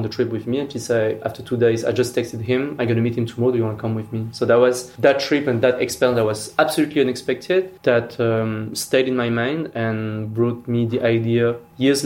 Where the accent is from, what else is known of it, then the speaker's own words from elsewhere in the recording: France; I was born in France.